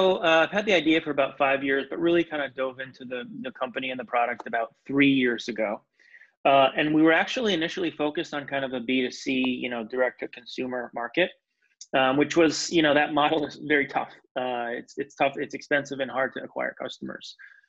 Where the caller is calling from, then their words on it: Salem, Massachusetts, United States; I am in Salem, Massachusetts, just north of Boston.